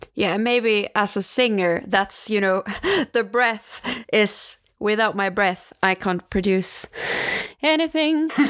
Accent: Stockholm, Stockholm County, Sweden; moved away; back to Stockholm, uh, my hometown

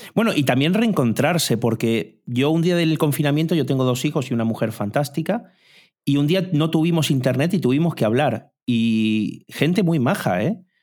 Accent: Argentina; soy argentino también

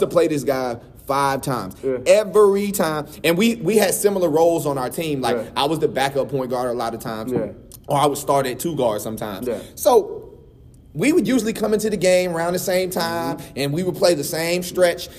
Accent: North Carolina, United States; I'm from North Carolina

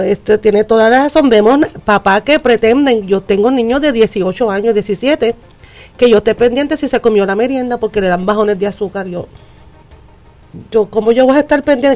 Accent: United States; moved away; yo me crié en Estados Unidos

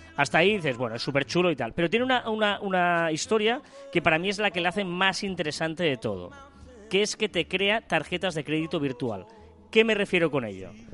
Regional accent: Sabadell, Catalonia, Spain; Soy de Sabadell

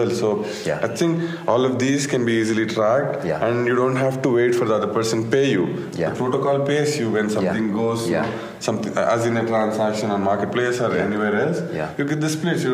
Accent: India; we are from India

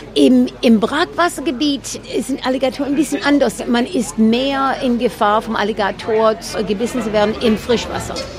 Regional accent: Stuttgart, Baden-Württemberg, Germany; accent: Swabian; German is a second language; moved away as an adult; now in Florida, United States; ich bin in Stuttgart aufgewachsen

